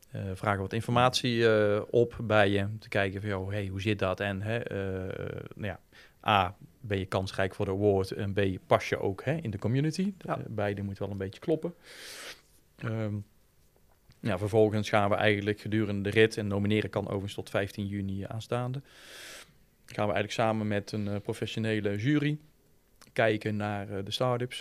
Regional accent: Breda, North Brabant, Netherlands; ik ben echt van Breda en van, van de regio

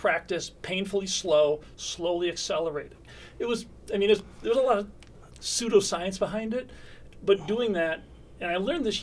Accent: Batavia, New York, United States; moved away as an adult; also born or lived in Hollywood; I grew up in central western New York.

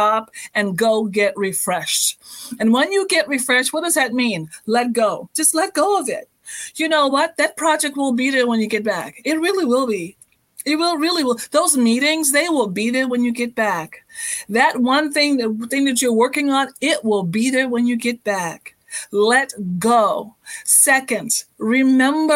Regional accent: Bahamas; moved away; I'm actually born and raised in the Bahamas

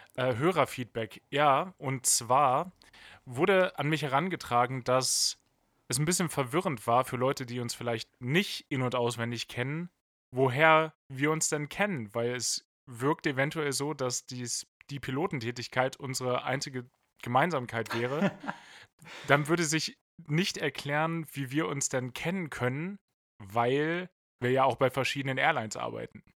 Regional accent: near Hanover, Lower Saxony, Germany; Ich komme im groberen Sinne aus der Nähe von Hannover

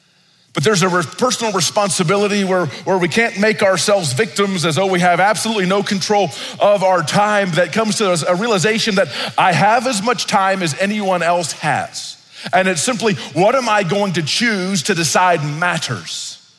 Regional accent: Italy; When I was growing up in Italy, I grew up in isolation. I was the only black kid. I didn't speak the language.

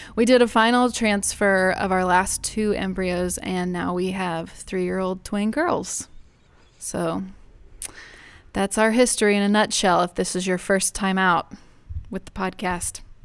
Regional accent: Houston, Texas, United States; moved away; I grew up in Houston

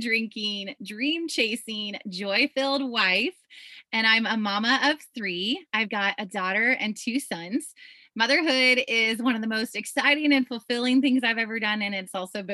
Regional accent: Iowa, United States; I grew up in Iowa on a farm, on a little small farm

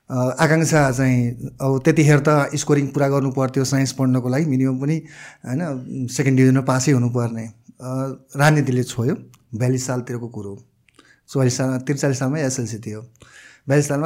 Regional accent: Gulmi, Lumbini Province, Nepal; also born or lived in Delhi, India; म मलाई गाउँले परिवेशमै जन्मेको जस्तै सरसँग म गुल्मी अलिक म गुल्मिया जन्मेको

